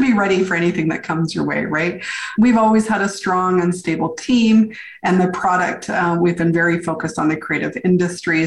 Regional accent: Victoria, British Columbia, Canada; moved away as an adult; also born or lived in New York City; I came back to my hometown, which is Victoria, BC, far west coast of Canada

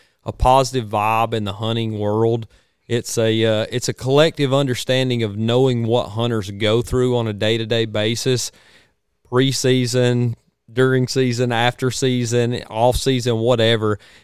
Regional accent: Georgia, United States; we definitely got to represent for the Georgia boys

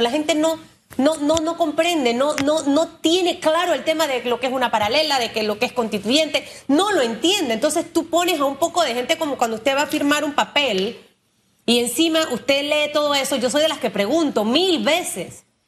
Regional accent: Panama; como panameño

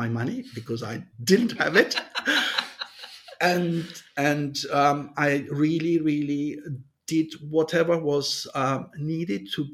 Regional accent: Montreux, Vaud, Switzerland; in Switzerland, and why not in my hometown, Montreux

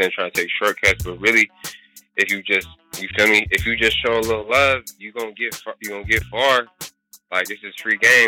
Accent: Union City, United States; I'm from Union City

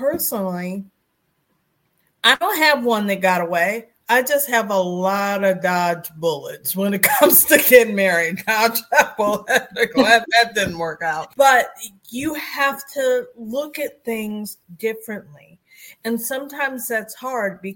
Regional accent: Beachwood, Ohio, United States; from Beechwood, Ohio

